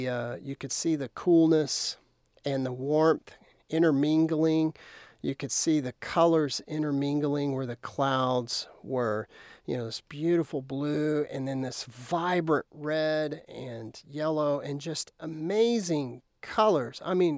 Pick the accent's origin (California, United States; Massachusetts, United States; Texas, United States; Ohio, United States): Texas, United States; Lubbock; I grew up outside of Lubbock towards Brownfield, and we had a horse ranch out there. And so it was actually pretty isolated at the time.